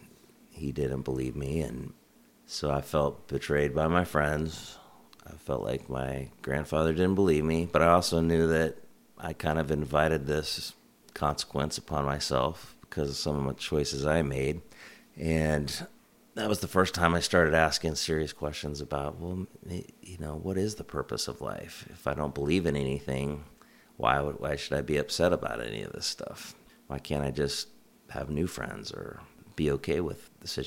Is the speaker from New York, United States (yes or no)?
no; Kansas, United States; moved away as an adult; also born or lived in Washington, D.C.; now in Pacific Northwest, United States; I grew up in Kansas, where I lived till I was 25.